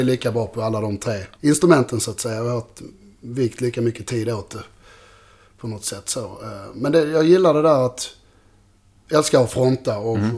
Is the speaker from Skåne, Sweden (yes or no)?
yes; Malmö, Skåne, Sweden; i Malmö där jag är ifrån